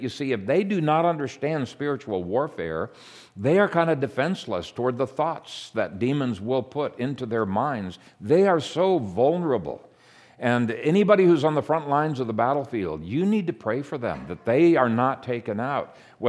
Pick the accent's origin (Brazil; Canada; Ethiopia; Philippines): Ethiopia; I grew up in Ethiopia in an animistic province where people were under enormous bondage to demons.